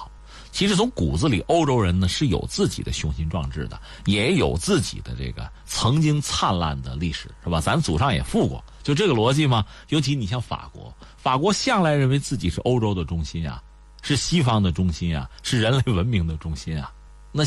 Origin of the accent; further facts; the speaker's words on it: China; 我们中国人也吃过他亏吗？